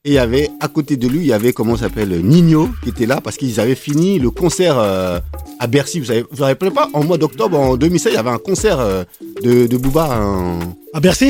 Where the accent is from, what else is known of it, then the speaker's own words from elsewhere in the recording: Grigny, France; also born or lived in United States; je suis un mec originaire de, de Grigny